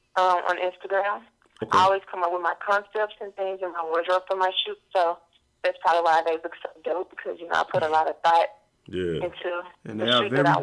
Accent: Memphis, Tennessee, United States; I'm from Memphis, Tennessee.

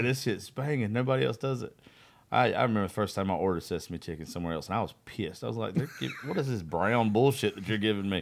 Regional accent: Eastman, Georgia, United States; Eastman's my hometown

